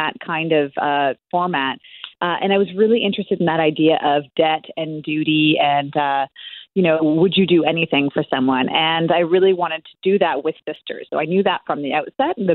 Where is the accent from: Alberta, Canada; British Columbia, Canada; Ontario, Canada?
Ontario, Canada; Toronto; moved away; also born or lived in small escarpment town, Canada; I'm originally from the Toronto area and now live in a very small town.